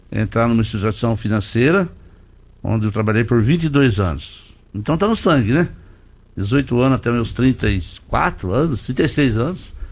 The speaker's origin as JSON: {"language": "Portuguese", "region": "São Paulo", "country": "Brazil", "also_born_or_lived": "Belém", "moved": "yes", "lives_now": "Rio Verde, Brazil", "said": "Eu sou do interior de São Paulo, vim aqui em 98, fui embora para Belém para pelo banco e voltei para Rio Verde."}